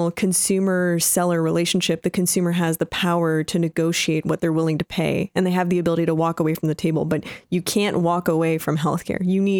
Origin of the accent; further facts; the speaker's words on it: Canada; I'm Canadian, yeah. So I grew up in a fair system